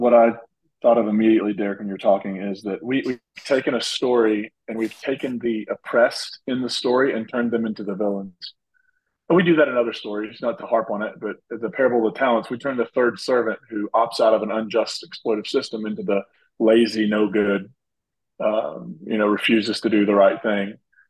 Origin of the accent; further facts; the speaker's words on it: Appalachia, United States; I'm from Appalachia. I see what my hometown has, what has happened to my hometown.